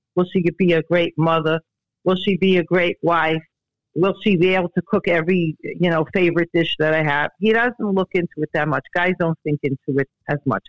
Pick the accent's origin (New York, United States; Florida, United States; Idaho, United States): New York, United States; New York City; I grew up in Borough Park